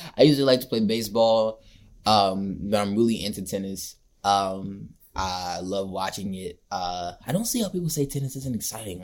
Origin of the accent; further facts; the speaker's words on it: Marietta, Georgia, United States; I grew up in Marietta.